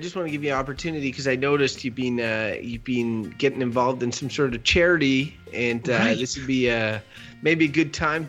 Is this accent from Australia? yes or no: no; Canada; I'm a Canadian.